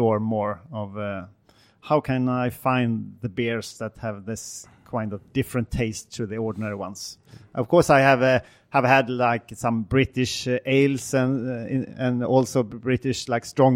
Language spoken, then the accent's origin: English; Gothenburg, Västra Götaland, Sweden; English is a second language; I'm from Gothenburg